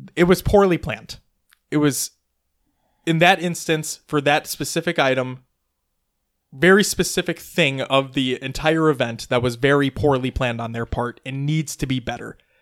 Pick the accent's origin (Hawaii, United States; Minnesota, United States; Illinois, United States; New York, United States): Minnesota, United States; we're from Minnesota